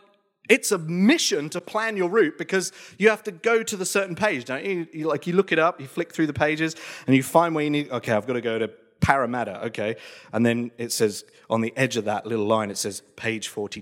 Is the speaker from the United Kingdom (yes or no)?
yes; England, United Kingdom; now in Australia; moving to Australia from England. So you're talking small town, very rural England. So like think Midsummer Murders, that's my hometown.